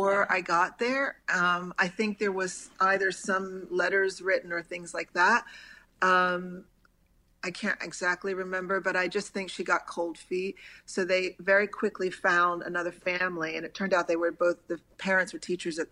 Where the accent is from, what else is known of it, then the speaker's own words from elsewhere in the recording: Villanova, Pennsylvania, United States; moved away as an adult; also born or lived in Chester, Pennsylvania / France; Villanova is where I went to high school. And so I grew up out there my entire life